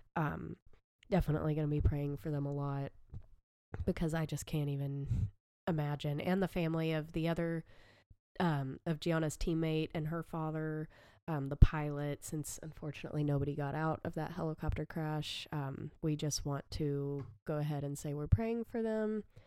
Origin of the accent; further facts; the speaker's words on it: the South, United States; I am from the South, enjoy sweet tea